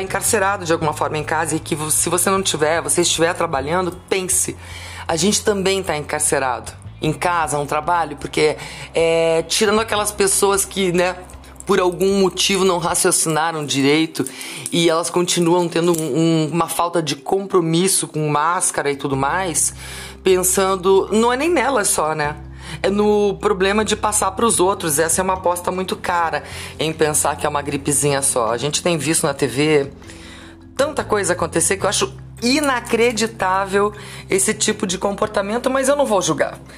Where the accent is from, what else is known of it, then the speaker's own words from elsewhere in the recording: Curitiba, Paraná, Brazil; eu sou curitibana, é, fiz 22 anos de rádio rock aqui em Curitiba